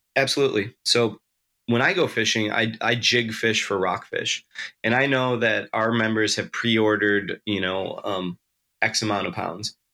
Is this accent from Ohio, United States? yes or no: no; Western New York, United States; moved away; also born or lived in Kodiak, Alaska; I grew up in Western New York